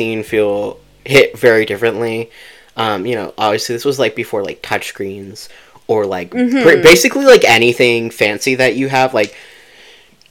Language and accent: English; Canada; We're both Canadian